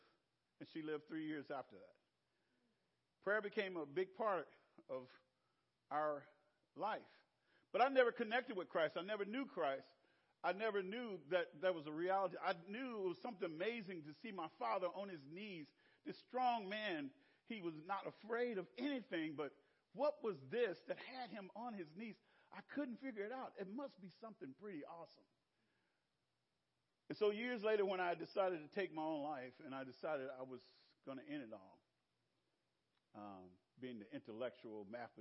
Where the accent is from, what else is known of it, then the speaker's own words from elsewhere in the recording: Clarksdale, Mississippi, United States; moved away; Clarksdale in my hometown